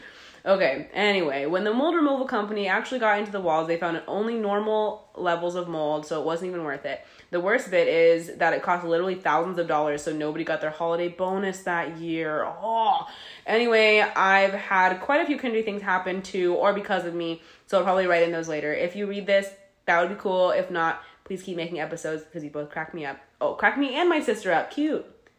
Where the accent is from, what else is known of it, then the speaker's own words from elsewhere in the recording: Florida, United States; When I was 19, growing up in Florida, I got a job as a secretary to the vice president of an engineering company.